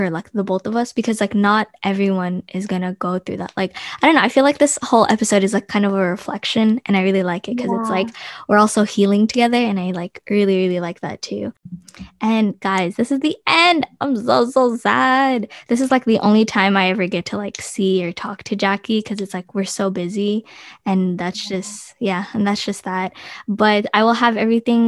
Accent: United States; growing up in America

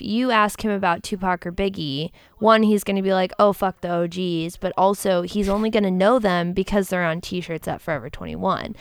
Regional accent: Cleveland, Ohio, United States; now in Austin, United States; I love my hometown. I know we in the ATX right now, but I'm from Cleveland.

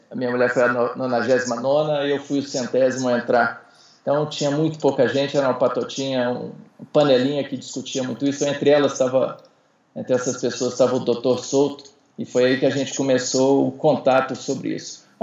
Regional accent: Brasília, Federal District, Brazil; Então, uh, eu sou aqui de Brasília.

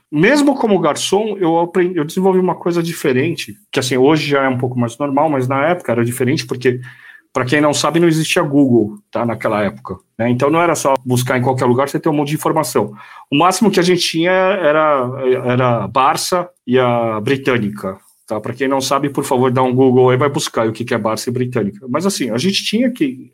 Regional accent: Brazil; eu sou brasileiro

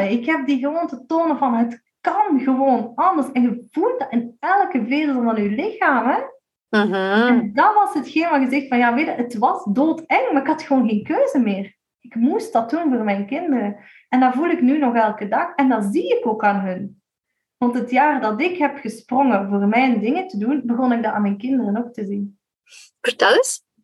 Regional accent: Limburg, Belgium; We zijn Limburgers.

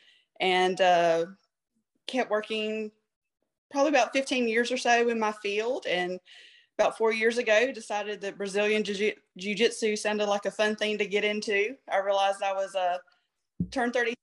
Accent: Georgia, United States; I grew up in a super small town, and obviously I'm from Georgia

